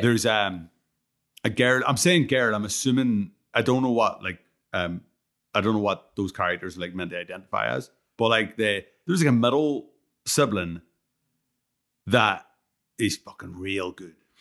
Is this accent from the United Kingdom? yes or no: no; Ireland; I'm, I'm fucking Irish